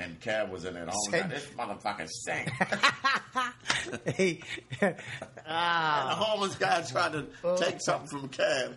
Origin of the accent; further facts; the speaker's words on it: Philadelphia, Pennsylvania, United States; That's how we were raised in Philly.